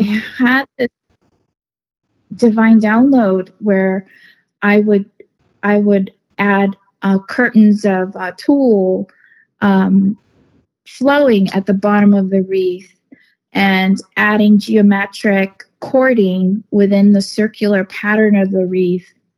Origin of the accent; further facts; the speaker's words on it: Northern California, United States; I'm from Northern California. I live in Northern California